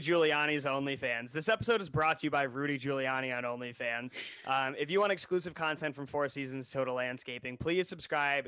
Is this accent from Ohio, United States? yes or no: yes; Ohio, United States; we're from Ohio